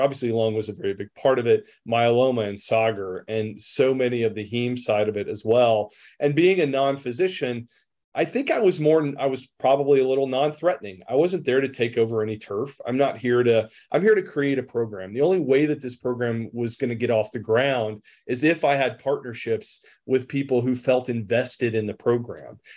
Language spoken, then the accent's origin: English; Rome, Georgia, United States; I'm a pharmacist from Rome, Georgia